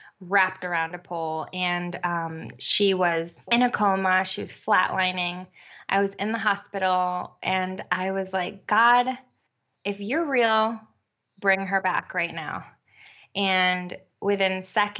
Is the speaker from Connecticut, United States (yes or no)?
yes; Connecticut, United States; also born or lived in New York; now in Puerto Rico; And we moved to Connecticut when I was about, I don't know, 7 or 8 years old. And I grew up in Connecticut